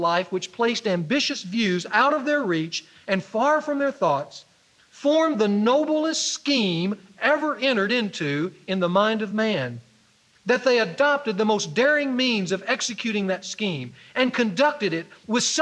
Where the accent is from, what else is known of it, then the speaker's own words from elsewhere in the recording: Ruston, Louisiana, United States; moved away; he was a football star for my high school that I went to when I grew up in Ruston